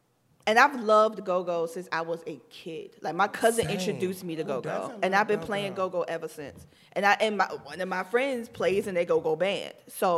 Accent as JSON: {"language": "English", "town": "Richmond", "region": "Virginia", "country": "United States", "moved": "yes", "lives_now": "DMV (Washington, D.C. area), United States", "said": "I'm originally from Richmond, Virginia."}